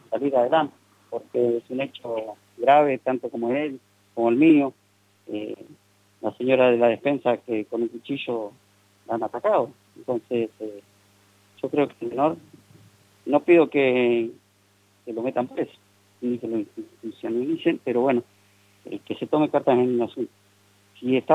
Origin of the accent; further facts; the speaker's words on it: Buenos Aires, Argentina; now in General Pico, Argentina; yo hace tres años que vivo en Pico, vengo de Buenos Aires y allá sufrí un hecho de inseguridad grave